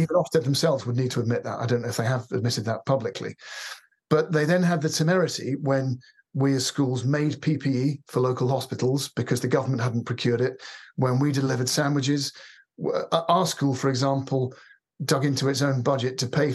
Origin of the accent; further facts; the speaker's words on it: London, United Kingdom; I was born in South London, and I went to school I went to a prep school, actually, not for very long, called Donhead in Wimbledon.